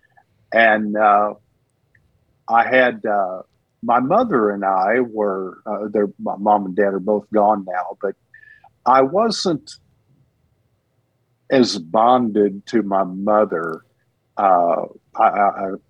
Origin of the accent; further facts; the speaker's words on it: Texas, United States; also born or lived in Houston area, Texas / Rusk/Alto area, East Texas; I'm a Texan to the bone